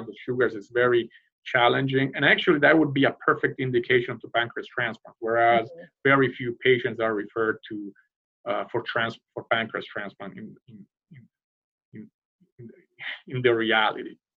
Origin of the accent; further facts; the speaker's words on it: Rome, Lazio, Italy; moved away as an adult; now in United States; I hail from the from Rome